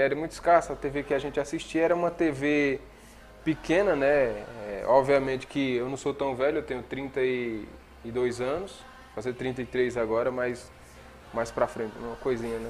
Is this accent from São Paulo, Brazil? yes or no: no; Monteiro, Paraíba, Brazil; also born or lived in Sumé, Paraíba; eu me criei em Monteiro, né? Na zona rural, numa comunidade rural chamada Pocinhos